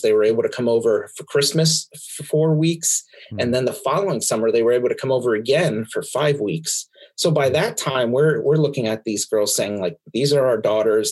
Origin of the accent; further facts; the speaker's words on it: Pennsylvania, United States; also born or lived in Brooklyn, New York; I only lived there for the first four years of my life before uh, before mommy and daddy moved us all to Pennsylvania to to spend uh, uh, what seems like the rest of my life